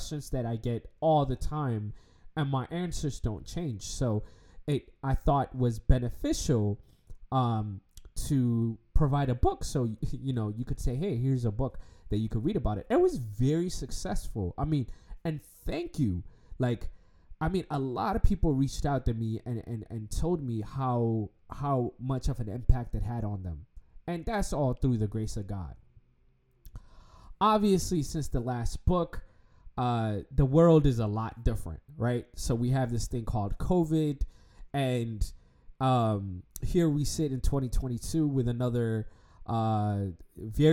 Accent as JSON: {"language": "English", "country": "United States", "tie": "born or raised there", "said": "growing up in America"}